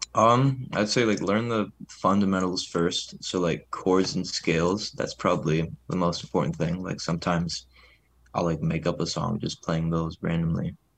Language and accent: English; Detroit, Michigan, United States; moved away as an adult; now in Ann Arbor, United States; my hometown, like, around Detroit